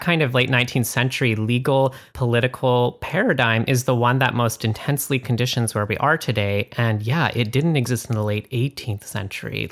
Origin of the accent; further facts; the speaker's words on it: Canada; I'm from Canada